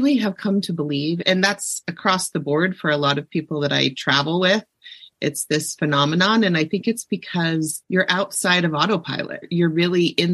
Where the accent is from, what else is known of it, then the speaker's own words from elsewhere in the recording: Ohio, United States; I grew up in Ohio